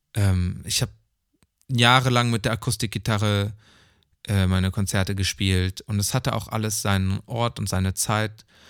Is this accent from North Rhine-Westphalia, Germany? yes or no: yes; Neuss, North Rhine-Westphalia, Germany; moved away; in Neuss war. So, was die hm. Stadt ist, wo ich geboren bin